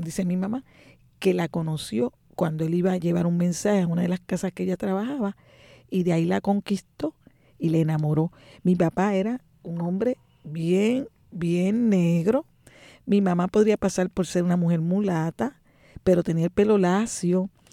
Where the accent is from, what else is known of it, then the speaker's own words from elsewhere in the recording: San Juan, Puerto Rico; Nací en Río Piedra, nada menos que en lo que llaman la segunda unidad